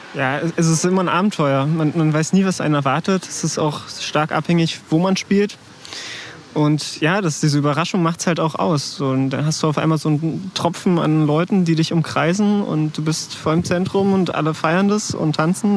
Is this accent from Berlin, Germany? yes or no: yes; Berlin, Germany; ich komme aus Tempelhof